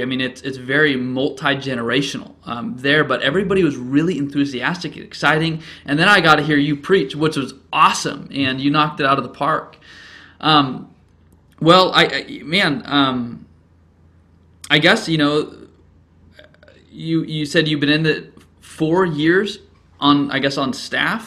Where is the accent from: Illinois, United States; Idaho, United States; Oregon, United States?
Oregon, United States; Gresham; Rise City Church in my hometown, Gresham, Oregon